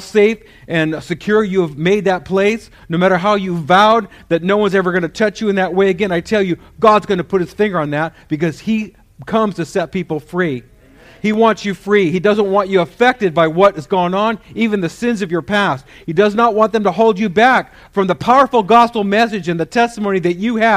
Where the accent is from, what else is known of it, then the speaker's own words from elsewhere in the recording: San Jose, California, United States; I grew up in East San Jose